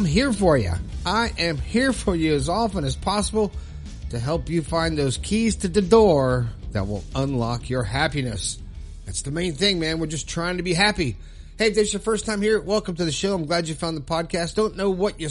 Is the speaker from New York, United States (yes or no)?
no; Florida, United States; living in Florida, my home state